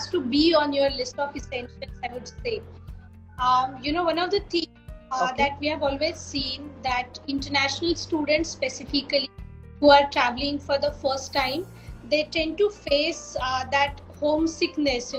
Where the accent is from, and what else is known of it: India